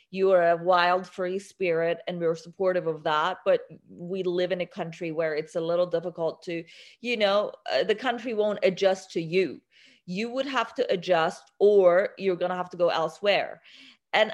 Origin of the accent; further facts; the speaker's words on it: Iran; now in United States; I was born in Iran.